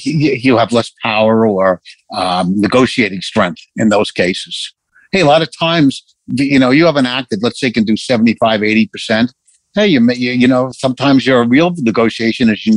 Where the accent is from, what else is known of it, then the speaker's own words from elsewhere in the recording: New York City, New York, United States; I grew up in Bayside, Queens